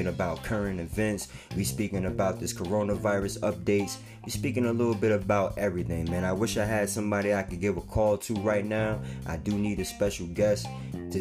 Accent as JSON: {"language": "English", "town": "East Orange", "region": "New Jersey", "country": "United States", "tie": "born or raised there", "said": "Shout out to East Orange, my hometown"}